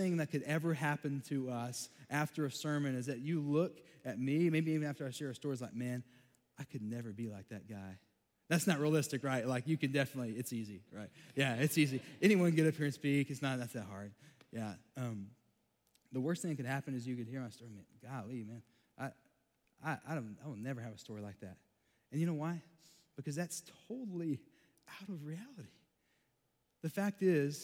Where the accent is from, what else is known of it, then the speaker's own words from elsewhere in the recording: Texas, United States; I grew up in Texas, got an accent.